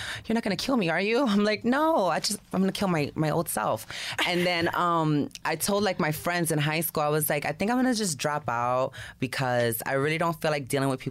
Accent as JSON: {"language": "English", "town": "New York City", "region": "New York", "country": "United States", "tie": "born or raised there", "said": "My school, we were held at the PAL on Webster. That's in the Bronx"}